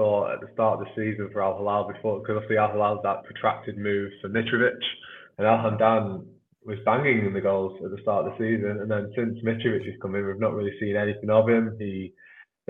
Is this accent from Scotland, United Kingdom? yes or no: no; Manchester, North West England, United Kingdom; as you can maybe my accent betrays, I come from Manchester.